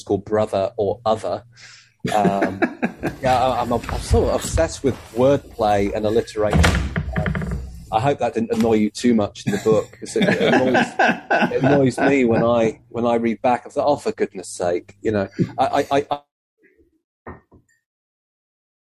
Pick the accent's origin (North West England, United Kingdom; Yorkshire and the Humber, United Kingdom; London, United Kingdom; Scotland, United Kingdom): Yorkshire and the Humber, United Kingdom; Leeds; the Jewish community in Leeds, which is very small and kind of compact, it almost had kind of felt to me anyway, growing up there